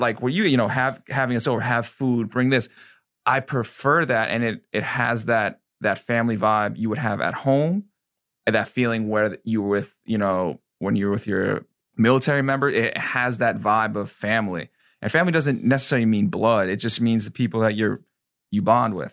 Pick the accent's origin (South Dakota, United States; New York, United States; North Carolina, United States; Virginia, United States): New York, United States; now in Florida, United States